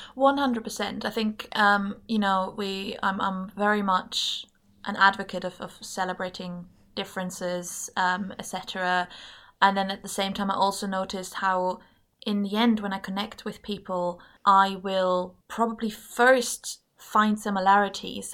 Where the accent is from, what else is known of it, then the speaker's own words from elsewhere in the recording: Germany; moved away as an adult; also born or lived in England; now in Scotland, United Kingdom; I'm German, and I grew up in Germany